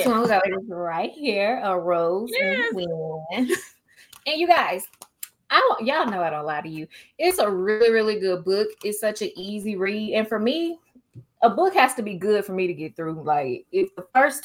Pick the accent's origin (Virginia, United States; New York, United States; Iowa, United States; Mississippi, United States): Mississippi, United States; Grenada; born or raised there